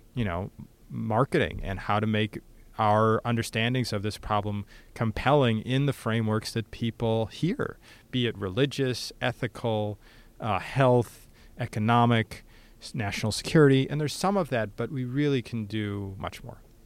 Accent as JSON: {"language": "English", "country": "United States", "said": "my day to day existence as American"}